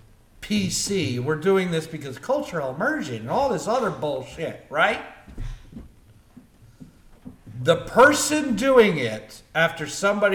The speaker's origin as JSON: {"language": "English", "town": "Cherry Hill", "region": "New Jersey", "country": "United States", "tie": "born or raised there", "said": "I grew up in Cherry Hill, New Jersey, which is predominantly Jewish"}